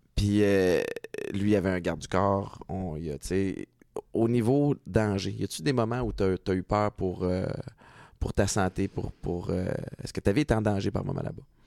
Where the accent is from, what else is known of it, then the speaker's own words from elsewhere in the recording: Montreal, Quebec, Canada; moved away as an adult; also born or lived in Connecticut / New Hampshire / New York / Toronto; j'ai grandi à Montréal